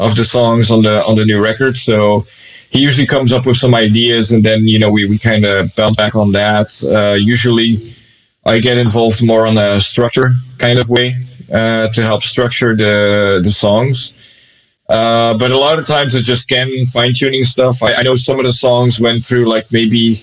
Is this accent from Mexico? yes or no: no; Belgium; moved away as an adult; also born or lived in Israel; I moved back here in 2013